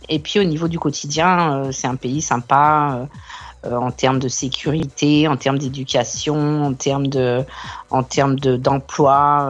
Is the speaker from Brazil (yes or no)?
no; France; now in Australia; en tant que française